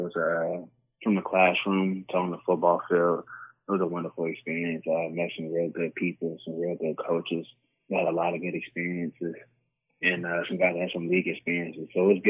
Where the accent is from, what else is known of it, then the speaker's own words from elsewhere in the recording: Oakland, California, United States; now in Dallas, United States; I am from Oakland, California. I was living out there for a while, born out there. Then I spent half of my time out here in Dallas, Texas, is where I reside right now.